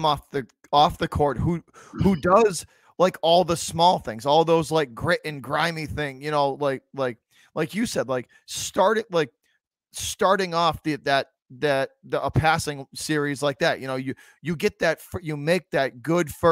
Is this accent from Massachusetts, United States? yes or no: yes; Boston, Massachusetts, United States; my hometown, into Boston, Massachusetts.